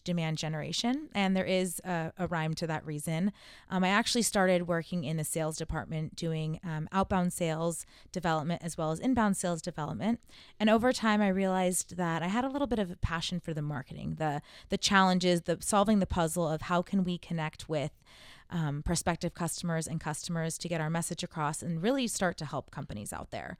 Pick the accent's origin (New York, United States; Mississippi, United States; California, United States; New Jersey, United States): California, United States; Southern; I'm from Southern California